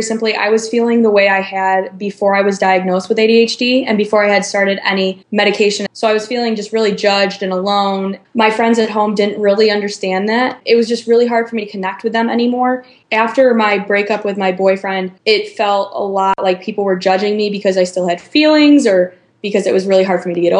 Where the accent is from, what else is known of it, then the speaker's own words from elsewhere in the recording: Chicago suburbs, Illinois, United States; moved away as an adult; now in Iowa City, United States; I'm from the Chicago suburbs, but I go to school in Iowa City, Iowa at the University of Iowa